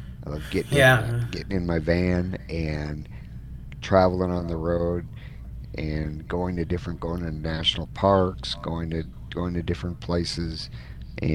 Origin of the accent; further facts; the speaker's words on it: Wisconsin, United States; moved away as an adult; also born or lived in Dallas, Texas; now in Phoenix, United States; I was born and raised up in Wisconsin, where the Green Bay Packers are the team of choice